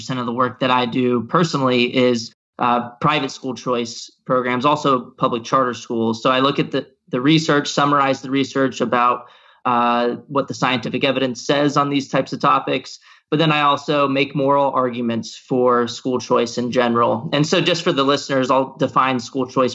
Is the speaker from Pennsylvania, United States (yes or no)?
no; Texas, United States; I actually went to a magnet school when I grew up in Texas and for high school